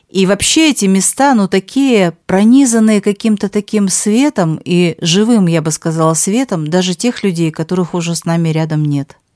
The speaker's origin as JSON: {"language": "Russian", "town": "Khabarovsk", "region": "Khabarovsk Krai", "country": "Russia", "tie": "born or raised there", "said": "Поздравляю с юбилеем любимый Хабаровский край. Я коренная хабаровчанка, и, казалось бы, идешь по городу, все знакомо, все насквозь знакомо до самого донышка."}